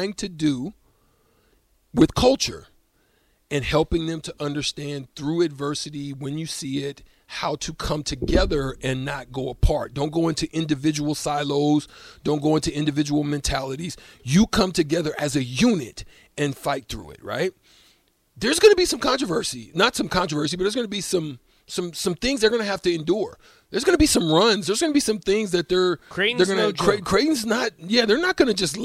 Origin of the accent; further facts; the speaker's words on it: Bellevue, Nebraska, United States; I came from Bellevue